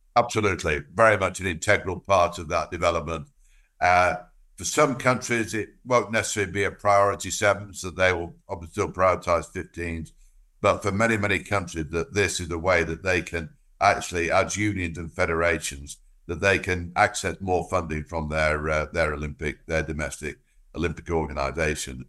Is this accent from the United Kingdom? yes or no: yes; England, United Kingdom; as an Englishman